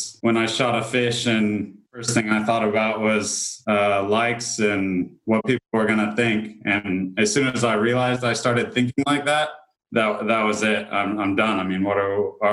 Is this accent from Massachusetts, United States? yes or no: no; Carmel, California, United States; moved away; also born or lived in Sydney, Australia; I was born in California